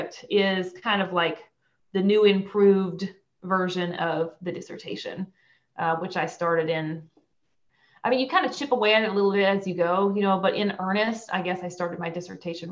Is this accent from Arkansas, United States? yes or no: yes; Conway County, Arkansas, United States; also born or lived in Clarksville, Tennessee / Fayetteville, Arkansas; I'm originally from Conway County